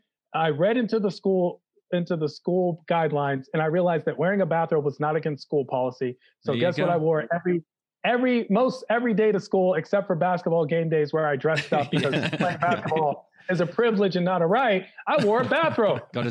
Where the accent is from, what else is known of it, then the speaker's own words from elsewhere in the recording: Washington, District of Columbia, United States; I'm from Washington, D.C.